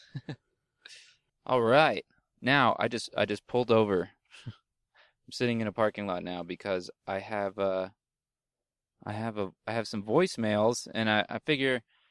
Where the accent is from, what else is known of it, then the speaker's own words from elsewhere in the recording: New Jersey, United States; moved away; I am from New Jersey. I was born there.